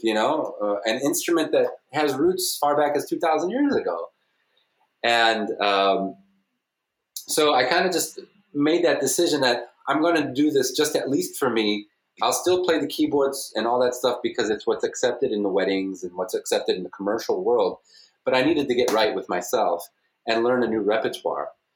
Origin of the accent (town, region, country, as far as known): southwest suburbs of Chicago, Illinois, United States